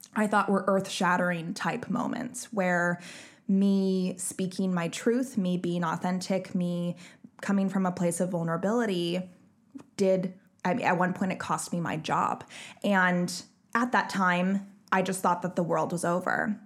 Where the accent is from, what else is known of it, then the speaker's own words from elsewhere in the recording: Bellingham, Washington, United States; my hometown of Bellingham